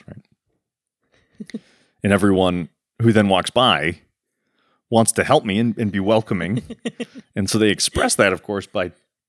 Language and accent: English; Rockford, Michigan, United States; I'm from Rockford, Michigan.